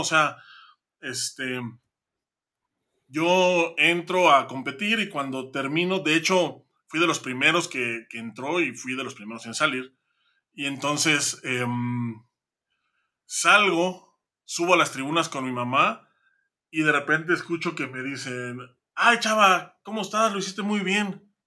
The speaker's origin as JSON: {"language": "Spanish", "town": "Santiago de Querétaro", "region": "Querétaro", "country": "Mexico", "tie": "born or raised there", "also_born_or_lived": "State of Mexico", "said": "no nací en Querétaro, nací en, nací en el Estado de México, pero por mera troleada de mis padres, ellos ya vivían acá"}